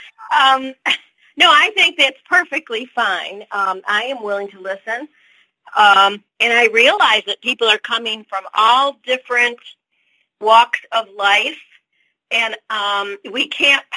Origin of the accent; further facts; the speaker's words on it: United States; I'm very American